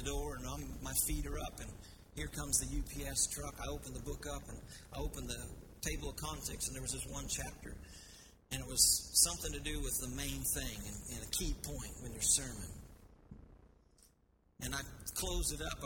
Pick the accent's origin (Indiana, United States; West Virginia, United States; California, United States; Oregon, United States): Indiana, United States; Terre Haute; I grew up in Terre Haute, just right up the road from you guys, not far.